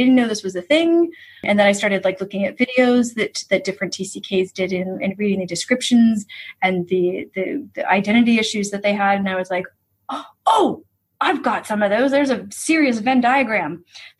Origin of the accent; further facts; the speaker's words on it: United States; moved away as an adult; also born or lived in San Francisco; my parents both immigrated from Italy and then had three kids and I'm the youngest. And so I grew up, like they brought us over to Italy a few times and stuff, but I grew up in the US